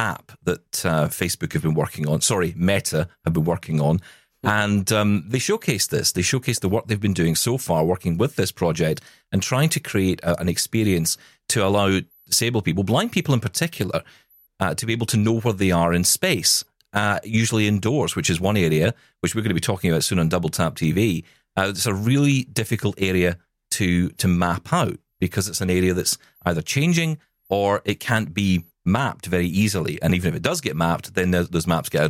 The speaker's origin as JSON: {"language": "English", "region": "Scotland", "country": "United Kingdom", "said": "I am Scottish"}